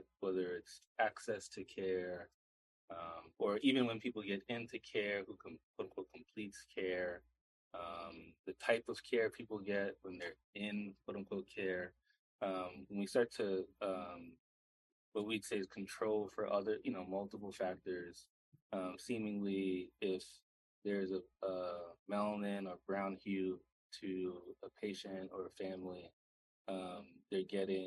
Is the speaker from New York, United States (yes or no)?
yes; New York City, New York, United States; moved away as an adult; also born or lived in Atlanta; now in Boston, United States; I'm originally from Brooklyn, New York. Parents still live there